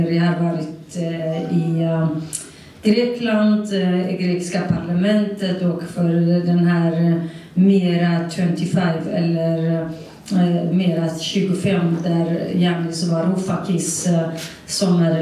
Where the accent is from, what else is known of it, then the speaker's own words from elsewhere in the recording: Saqqez, Kurdistan, Iran; first language Kurdish; Swedish is a second language; now in Sweden; startade i min hemstad Sakes